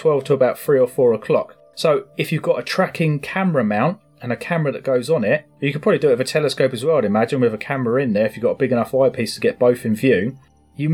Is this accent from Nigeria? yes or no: no; England, United Kingdom; we're English